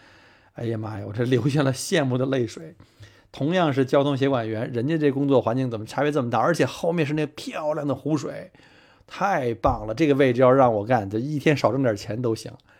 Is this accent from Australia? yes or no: yes; Melbourne, Victoria, Australia; 因为我是从澳洲来嘛，墨尔本去任何的景点这方向上都是这个农田啊